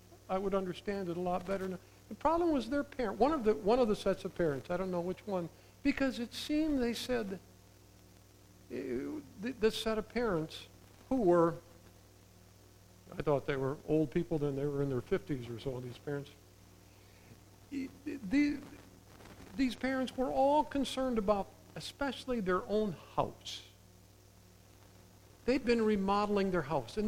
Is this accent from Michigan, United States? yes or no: yes; southeast of Zeeland, Michigan, United States; I grew up in Drent Christian Reformed Church, southeast of Zealand